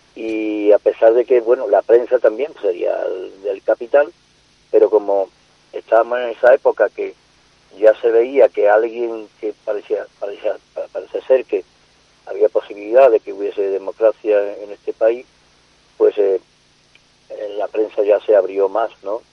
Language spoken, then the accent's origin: Spanish; Andalusia, Spain; also born or lived in Seville; yo desde pequeñito, con 10 años yo trabajaba en el campo, en mi pueblo